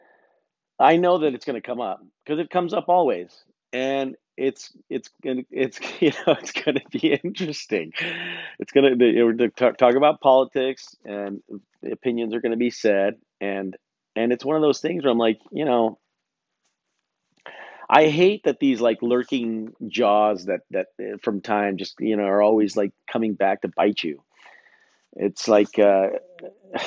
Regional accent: United States; I'm an American man.

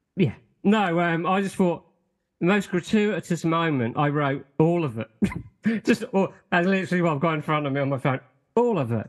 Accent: United Kingdom; us Brits

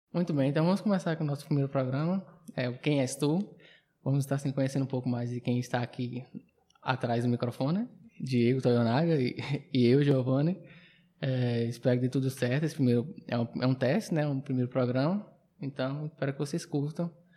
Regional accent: Uibaí, Bahia, Brazil; also born or lived in Xique-Xique, Bahia; now in Barreiras, Brazil; eu nasci em Chique Chique, mas com uns dois anos de idade que eu fui para para Hidrolândia

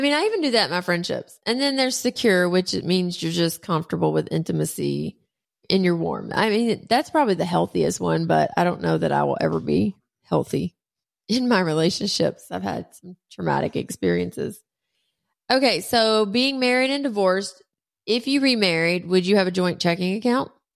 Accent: Talladega, Alabama, United States; also born or lived in Rosemary Beach, Florida; I grew up in Talladega. My grandfather was the mayor. He was the track doctor. I grew up in Rosemary Beach.

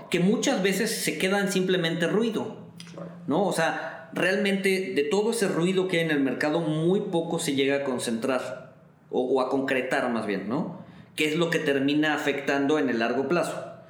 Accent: Mexico; nosotros como mexicanos

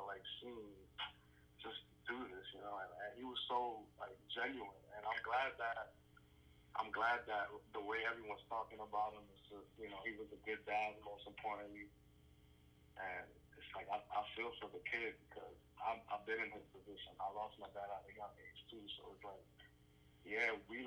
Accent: New York City, New York, United States; I'm from Brooklyn

